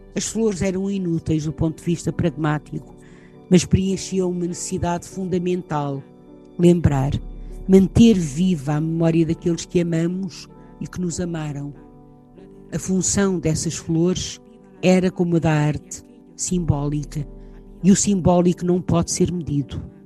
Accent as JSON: {"language": "Portuguese", "town": "Leça da Palmeira", "region": "Norte", "country": "Portugal", "tie": "born or raised there", "also_born_or_lived": "Lisbon / Sintra", "said": "porque nasci poucos meses depois em Lisboa e vivi em Sintra, cidade que hoje é património mundial. Quando tinha nove anos, fui com os meus pais para o norte de Portugal, Lessa da Palmeira, perto de Matosinhos"}